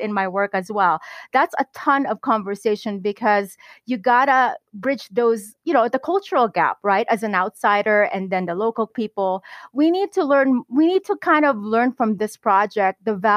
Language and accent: English; Philippines; as a Filipina